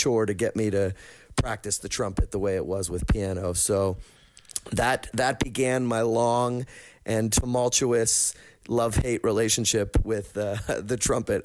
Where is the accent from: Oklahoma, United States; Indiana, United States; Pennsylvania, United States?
Pennsylvania, United States; Pittsburgh; growing up in Pittsburgh